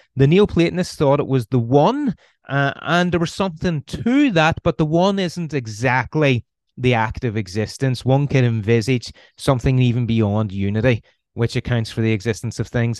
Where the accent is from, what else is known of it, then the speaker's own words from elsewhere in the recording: Belfast, Northern Ireland, United Kingdom; accent: Irish; you can probably tell by the accent I'm Irish. I'm from Northern Ireland, uh, originally from Belfast. So I was born in Belfast in 1983